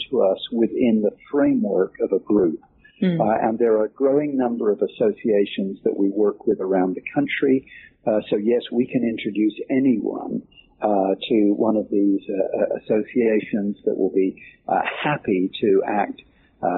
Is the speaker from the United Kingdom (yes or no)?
yes; England, United Kingdom; now in United States; being an Englishman who came over to the United States